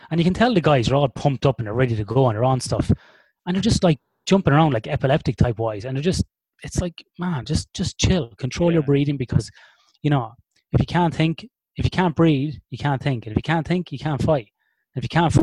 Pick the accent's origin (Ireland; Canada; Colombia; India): Ireland; We are born and bred in the land of alcoholics